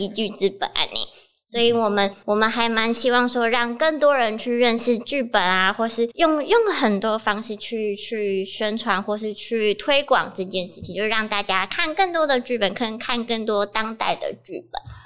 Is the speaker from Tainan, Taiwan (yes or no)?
no; Kaohsiung, Taiwan; moved away as an adult; now in Chiayi, Taiwan; 我是高雄人